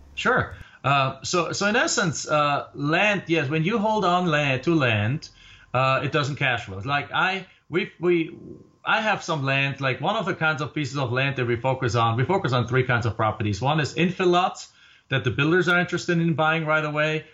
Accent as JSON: {"language": "English", "country": "Germany", "moved": "as an adult", "lives_now": "Phoenix, United States", "said": "I came here from Germany"}